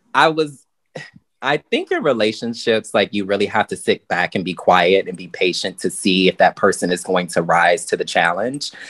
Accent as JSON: {"language": "English", "region": "Virginia", "country": "United States", "moved": "yes", "lives_now": "New York, United States", "said": "I come from Virginia"}